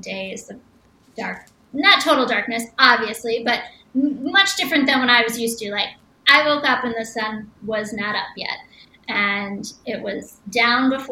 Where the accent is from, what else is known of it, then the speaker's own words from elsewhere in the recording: Chicago, Illinois, United States; I'm from Chicago